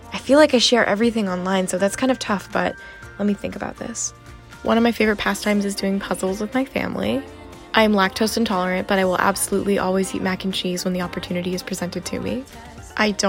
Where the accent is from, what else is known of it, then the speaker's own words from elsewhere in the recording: United States; being Chinese American